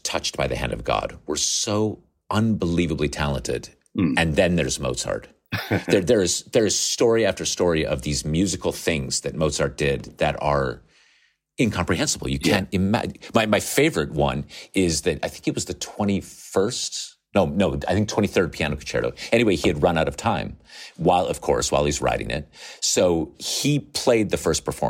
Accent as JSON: {"language": "English", "region": "Nevada", "country": "United States", "tie": "born or raised there", "said": "I grew up in Nevada on the west coast of the United States. I wore actual cowboy boots."}